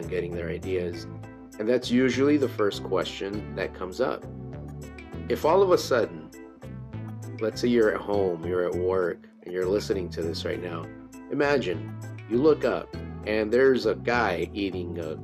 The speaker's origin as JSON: {"language": "English", "region": "California", "country": "United States", "said": "I'm from California"}